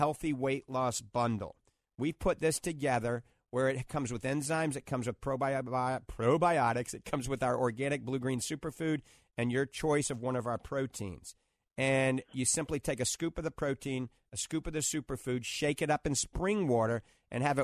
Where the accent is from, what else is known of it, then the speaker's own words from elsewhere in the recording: New Orleans, Louisiana, United States; back when I grew up in New Orleans